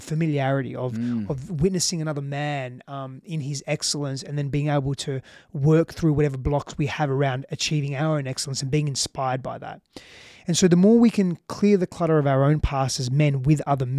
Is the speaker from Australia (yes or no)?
yes; Australia; now in Austin, United States; you know, I'm from Australia.